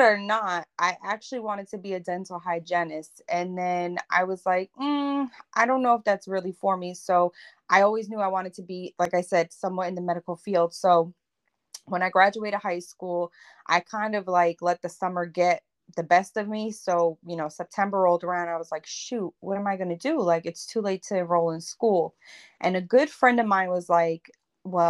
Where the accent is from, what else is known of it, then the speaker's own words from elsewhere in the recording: Northern New Jersey, United States; I'm from Northern New Jersey. In a small town.